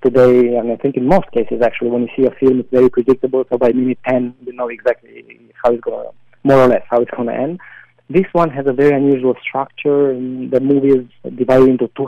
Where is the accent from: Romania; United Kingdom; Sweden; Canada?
Romania; moved away as an adult; now in New York, United States; in my the small town that I grew up with.